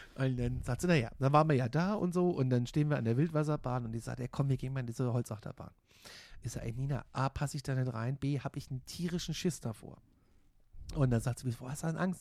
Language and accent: German; Gudensberg, Hesse, Germany; moved away as an adult; also born or lived in Kassel / Frankfurt; Gudensberg bei Kassel, da wo ich herkomme